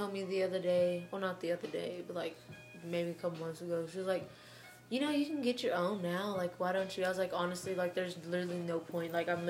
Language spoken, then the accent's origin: English; Tennessee, United States; I'm from Tennessee.